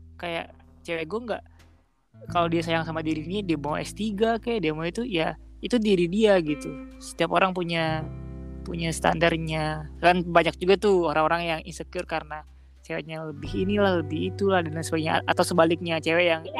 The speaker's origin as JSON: {"language": "Indonesian", "town": "Padang", "region": "West Sumatra", "country": "Indonesia", "moved": "yes", "said": "ngerantau kayak kita dari Padang"}